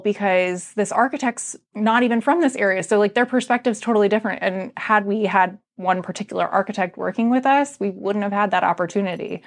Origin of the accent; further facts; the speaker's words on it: Arlington, United States; also born or lived in Percival; I grew up in Arlington